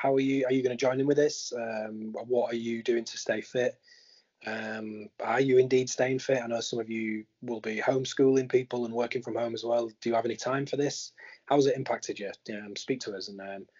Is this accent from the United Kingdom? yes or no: yes; Yorkshire and the Humber, United Kingdom; I'm a Yorkshireman.